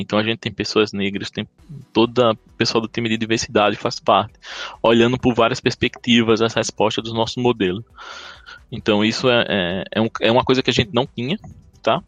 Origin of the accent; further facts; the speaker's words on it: Paraíba, Brazil; accent: Paraíba; Eu sou paraibano, então tenho esse sotaque aqui